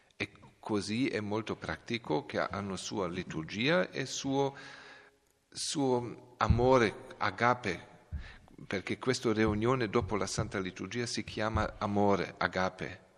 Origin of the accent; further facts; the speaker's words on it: Belgrade, Serbia; Italian is a second language; moved away; io sono di Belgrado, della, della eh, grande città di, eh, di, della Serbia